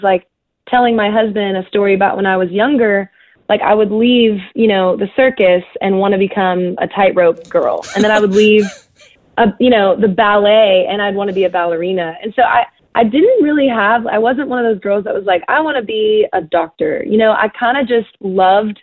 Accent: Texas, United States; growing up in Texas, and definitely in the area I grew up

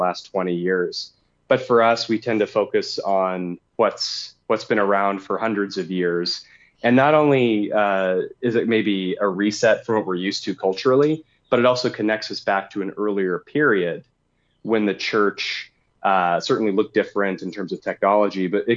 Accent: United States; as an American Christian

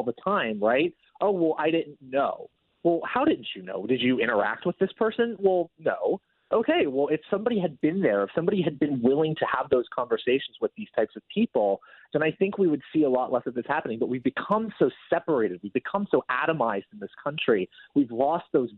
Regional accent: West Coast, United States; it comes from my neck of the woods. I'm from the West Coast

